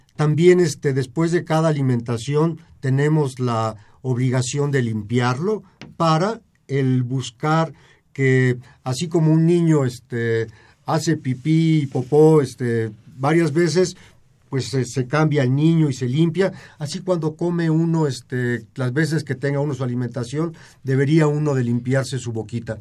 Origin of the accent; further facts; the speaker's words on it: Mexico; tenemos como sociedad mexicana